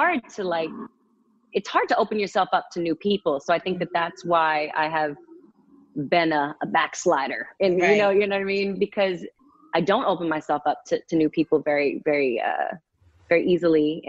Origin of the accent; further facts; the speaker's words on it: Massachusetts, United States; moved away as an adult; now in Los Angeles, United States; My two best friends that I grew up with in Massachusetts